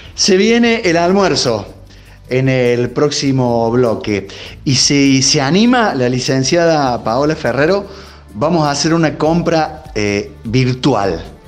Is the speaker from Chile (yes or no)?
no; Argentina; También somos argentinos